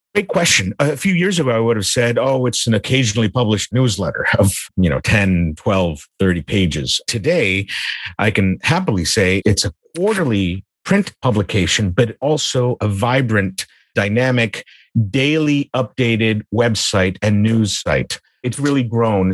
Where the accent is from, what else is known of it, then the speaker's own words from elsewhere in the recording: United States; moved away as an adult; now in Vienna, Austria; I was born and raised in the United States.